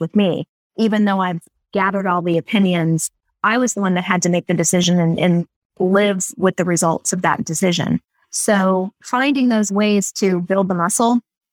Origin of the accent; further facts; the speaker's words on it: Cleveland, Ohio, United States; I grew up in the Cleveland area